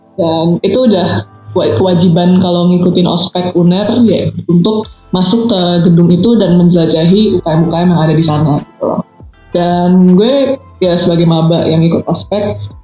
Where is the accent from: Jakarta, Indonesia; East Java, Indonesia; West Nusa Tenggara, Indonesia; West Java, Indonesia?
West Java, Indonesia; Depok; gue itu orang Depok